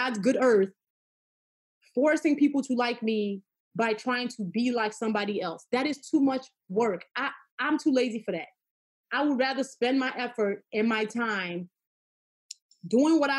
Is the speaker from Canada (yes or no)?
no; Nigeria; I am always a Nigerian girl